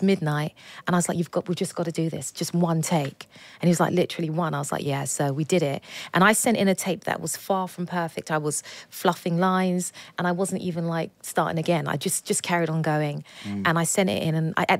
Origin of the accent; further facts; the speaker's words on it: United Kingdom; accent: British; I get auditions in my own accent